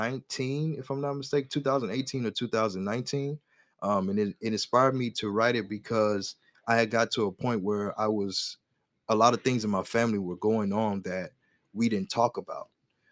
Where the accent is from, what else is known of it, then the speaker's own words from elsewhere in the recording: the South, United States; My family, we're from the South. So we eat pork chops all the time.